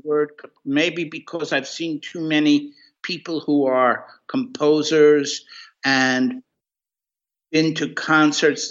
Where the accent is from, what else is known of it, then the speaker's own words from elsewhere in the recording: New York City, New York, United States; moved away as an adult; also born or lived in California; I started early in New York City. I was born in Brooklyn, and I went to a whole lot of different schools in New York City.